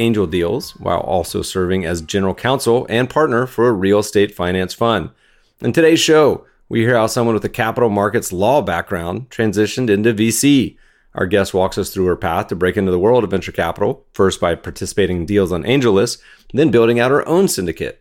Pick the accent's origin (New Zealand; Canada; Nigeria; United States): United States; North Carolina; I was a Cavalier, but I grew up in North Carolina